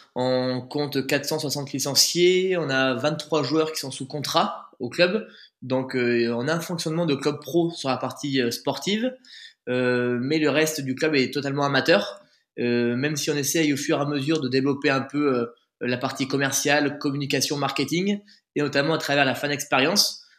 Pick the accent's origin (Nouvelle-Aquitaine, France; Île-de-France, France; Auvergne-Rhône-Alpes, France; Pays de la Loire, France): Nouvelle-Aquitaine, France; Bergerac; also born or lived in Périgueux / Bordeaux; Je suis né à Bergerac, j'ai grandi à Bergerac